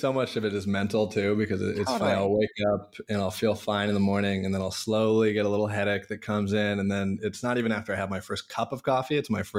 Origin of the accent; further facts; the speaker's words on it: Issaquah, Washington, United States; Yeah, I grew up in Issaquah, Sammamish area.